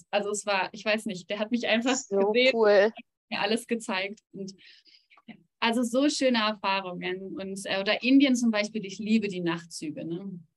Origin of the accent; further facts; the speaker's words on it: North Rhine-Westphalia, Germany; now in Switzerland; Äh, in Nordrhein-Westfalen.